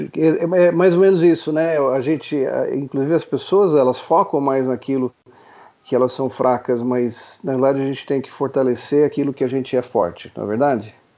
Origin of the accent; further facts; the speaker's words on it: Niterói, Rio de Janeiro, Brazil; sou de Niterói.